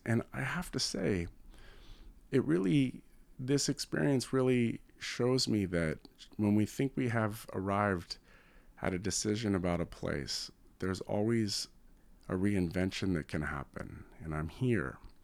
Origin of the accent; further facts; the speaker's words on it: West Coast, United States; now in New York, United States; I come from the West Coast, and we have a, a very large Chinatown in San Francisco